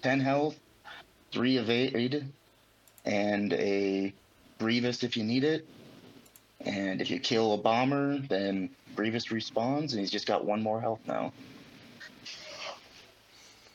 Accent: Des Moines, Iowa, United States; I'm from Iowa

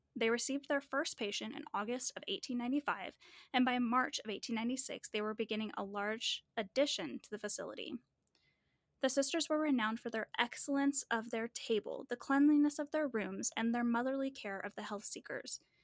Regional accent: Manitou Springs, Colorado, United States; also born or lived in Methuen, Massachusetts; I'm from Manitou Springs, Colorado, and Colorado Springs, Colorado is right there

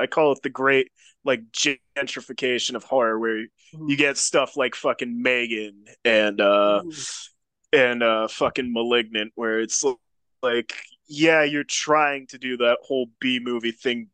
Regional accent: Pennsylvania, United States; I'm from Pennsylvania

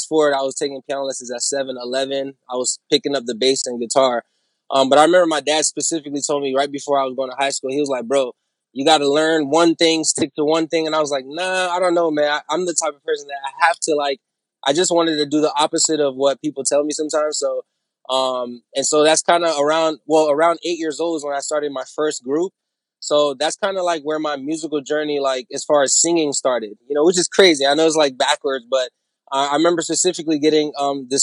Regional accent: Orlando, Florida, United States; now in Nashville, United States; my hometown is actually Orlando, Florida, man. You know, but of course, my background, I'm Haitian-American.

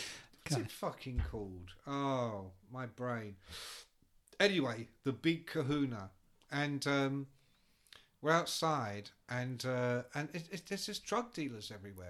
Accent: England, United Kingdom; I'm English.

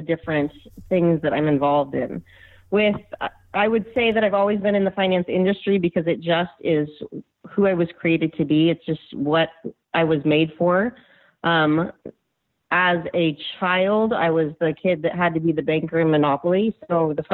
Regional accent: Northern California, United States; I'm from Northern California, where we live and raise our children

